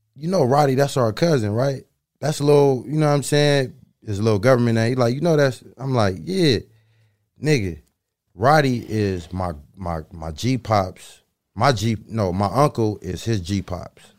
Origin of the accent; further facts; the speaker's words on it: Los Angeles, California, United States; I'm from LA. I'm from South Central. You know what I'm saying? The Crenshaw District. You know what I'm saying? I grew up on 8th Ave